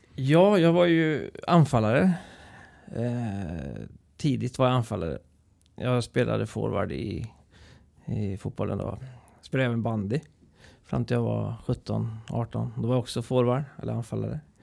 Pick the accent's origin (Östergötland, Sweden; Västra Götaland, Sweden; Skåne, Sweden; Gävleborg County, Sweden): Västra Götaland, Sweden; Trollhättan; also born or lived in Vänersborg; Så Trollhättan har jag ju växt upp i och levt hela mitt liv